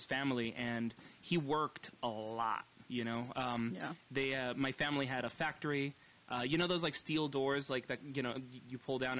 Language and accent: English; New York City, New York, United States; born there; No, yeah, but I was born in New York. My dad is Colombian. My mom is New Yorican.